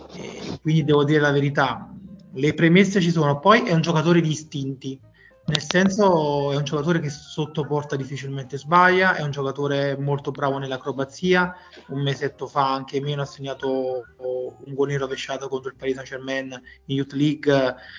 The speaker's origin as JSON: {"language": "Italian", "town": "Gragnano", "region": "Campania", "country": "Italy", "tie": "born or raised there", "said": "veramente attaccato al mio paese di, di origine, Gragnano"}